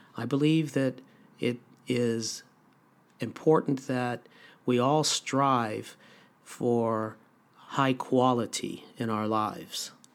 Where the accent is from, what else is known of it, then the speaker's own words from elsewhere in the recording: Los Angeles, California, United States; also born or lived in Ann Arbor, Michigan; I was born and raised in Los Angeles, California.